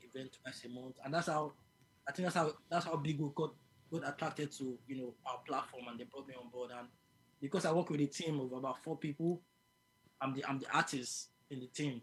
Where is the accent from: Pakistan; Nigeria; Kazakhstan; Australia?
Nigeria; Lagos; moved away as an adult; also born or lived in Abuja, Nigeria; now in United Kingdom; I was born in Lagos, then I moved to the capital, which is Abuja.